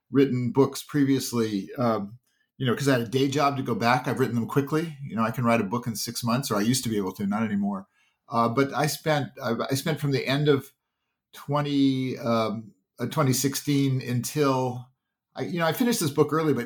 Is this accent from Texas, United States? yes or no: no; Palo Alto, California, United States; I grew up in Palo Alto, California